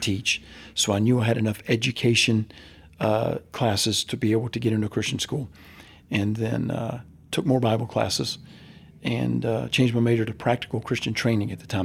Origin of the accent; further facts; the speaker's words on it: Central Florida, United States; I grew up in Central Florida